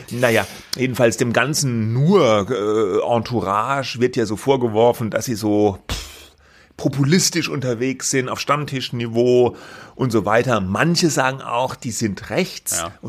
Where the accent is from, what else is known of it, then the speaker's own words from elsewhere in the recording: Austria; Ich bin Ausländerin. Ja, richtig. Ich bin Ausländerin. Ich sage es frei heraus. Ich komme aus Österreich.